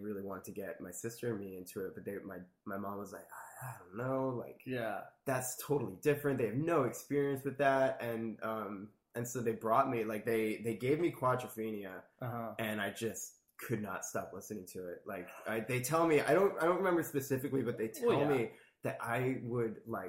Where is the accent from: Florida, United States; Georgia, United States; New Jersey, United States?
New Jersey, United States; Middletown; Yeah, New Jersey my whole life. Lived in a couple different towns, but kind of stayed around the same area, based around Middletown, New Jersey.